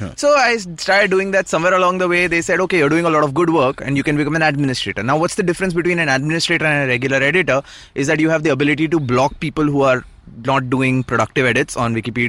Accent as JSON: {"language": "English", "town": "Ahmedabad", "region": "Gujarat", "country": "India", "tie": "born or raised there", "said": "So I was born and raised in Ahmedabad."}